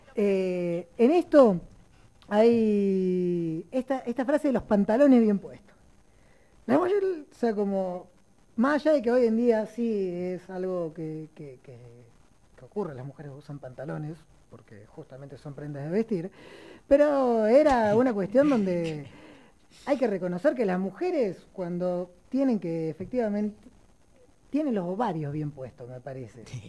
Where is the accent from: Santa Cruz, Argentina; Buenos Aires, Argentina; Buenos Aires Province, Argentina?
Santa Cruz, Argentina; Río Gallegos; moved away; que es Río Gallegos, que es de donde vengo